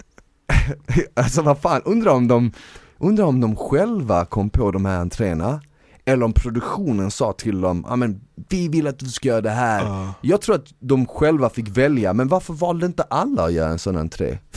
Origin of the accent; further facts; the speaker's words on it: Eskilstuna, Södermanland, Sweden; now in Stockholm, Sweden; jag är från Eskilstuna i grund och botten och jag flyttade